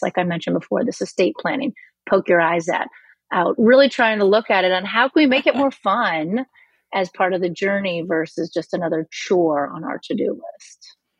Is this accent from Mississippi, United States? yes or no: no; Missouri, United States; moved away; I'm from Missouri original, and I'm uh, originally, and I'm from the Show Me state.